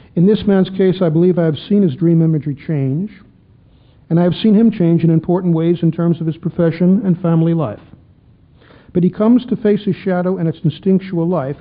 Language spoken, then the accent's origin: English; Chicago, Illinois, United States; When I was a kid growing up in Chicago